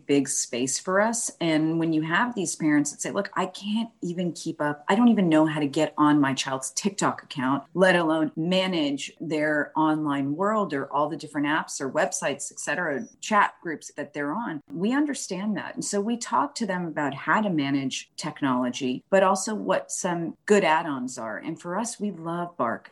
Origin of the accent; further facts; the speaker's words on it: Boston, Massachusetts, United States; moved away as an adult; now in Houston, United States; the Northeast where I'm originally from, born and raised in Boston